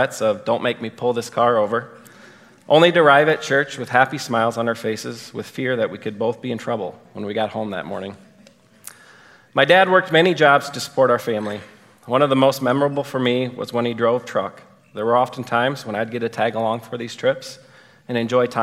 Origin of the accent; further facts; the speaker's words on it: Rock Valley, Iowa, United States; Within my hometown of Rock Valley, Iowa, there was a public school and a private school